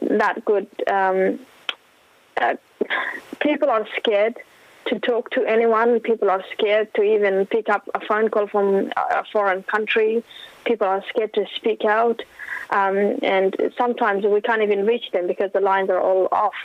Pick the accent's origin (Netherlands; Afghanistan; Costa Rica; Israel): Afghanistan; now in Australia; People in my hometown, people in my community